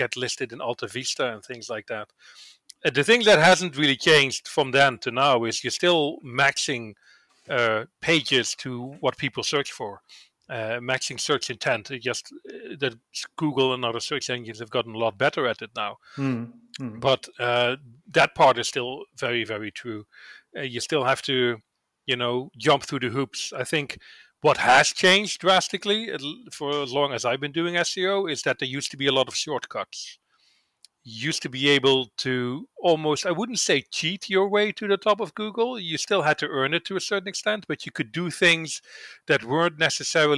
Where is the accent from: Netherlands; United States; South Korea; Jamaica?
Netherlands; I'm from the Netherlands